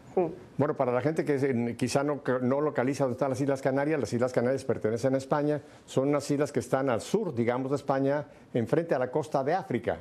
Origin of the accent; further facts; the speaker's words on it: Mexico; Yo me recuerdo también de mi infancia en México